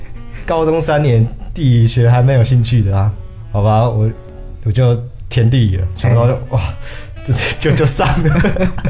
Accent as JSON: {"language": "Chinese", "region": "Chiayi", "country": "Taiwan", "said": "啊，嘉义我嘉义人啊，嘉义人才"}